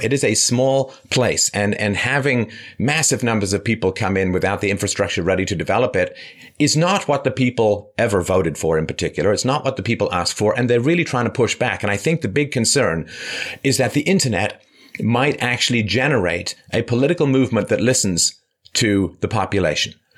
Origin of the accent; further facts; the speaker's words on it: London, United Kingdom; I grew up in London